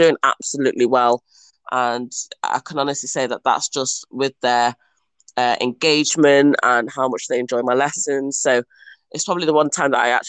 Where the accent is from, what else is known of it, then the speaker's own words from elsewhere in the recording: Mansfield, East Midlands, United Kingdom; moved away as an adult; also born or lived in Liverpool / Preston / Manchester; now in China; I was born in Nottinghamshire and was born in a lovely little town, which is home of the Stags, I'll give you that. And yeah, I grew up there